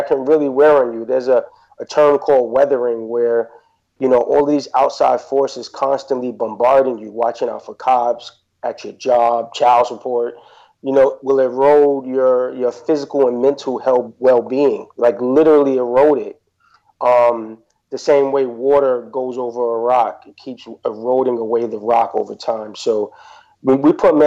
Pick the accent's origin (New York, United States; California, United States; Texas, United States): New York, United States; New York City; I grew up in Queensbridge Projects, so growing up in Queensbridge